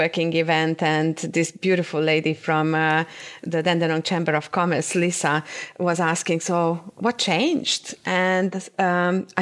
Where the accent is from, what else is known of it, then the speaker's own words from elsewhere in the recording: Cluj-Napoca, Transylvania, Romania; moved away; also born or lived in Timișoara, Romania; I grew up in Transylvania